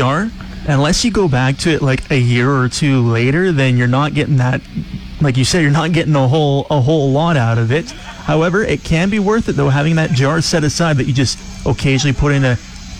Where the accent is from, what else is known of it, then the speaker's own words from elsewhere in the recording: Calgary, Alberta, Canada; me growing up in Calgary, which population is bigger than all of Saskatchewan's combined.